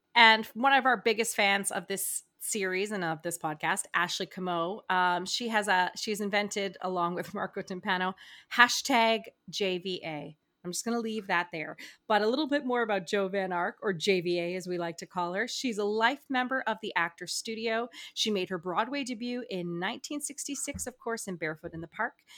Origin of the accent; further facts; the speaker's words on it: New Brunswick, Canada; I'm from New Brunswick